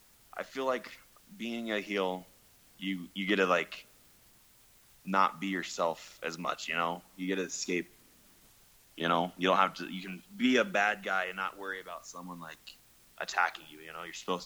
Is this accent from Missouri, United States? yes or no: no; Greeley, Colorado, United States; I'm from Greeley. Just it's like an hour north of Denver. Just, you know, small town.